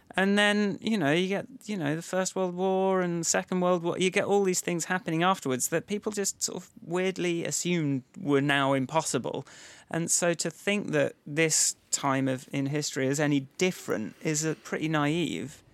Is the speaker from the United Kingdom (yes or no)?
yes; United Kingdom; I'm British